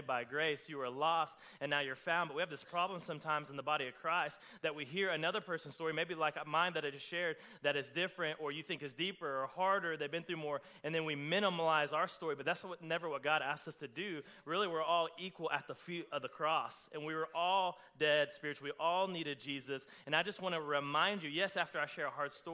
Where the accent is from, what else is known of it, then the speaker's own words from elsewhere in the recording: Oklahoma, United States; I'm from Oklahoma.